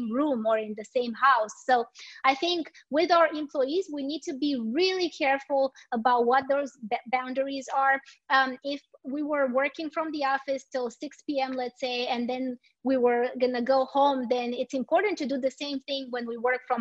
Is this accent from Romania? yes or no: yes; Romania; moved away; I am the co-founder of a small startup in my home country in Romania